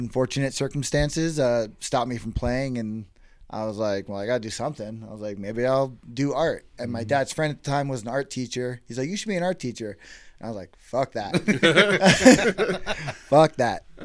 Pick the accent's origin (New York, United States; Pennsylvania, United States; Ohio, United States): New York, United States; Long Island; moved away as an adult; now in Reno, United States; I'm originally from New York. Moved here 14 years ago